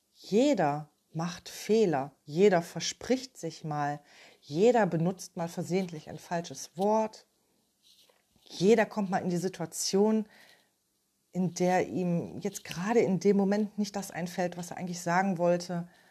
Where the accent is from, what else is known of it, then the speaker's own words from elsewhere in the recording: Ruhr area, North Rhine-Westphalia, Germany; Ich komme aus dem Ruhrgebiet